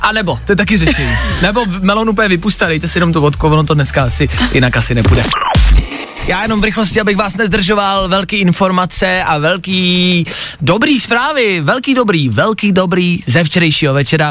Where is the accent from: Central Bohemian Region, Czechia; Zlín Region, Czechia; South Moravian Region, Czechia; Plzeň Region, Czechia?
Plzeň Region, Czechia; Plzeň; Já jsem Plzeňák a my ty tramvaje vyrábíme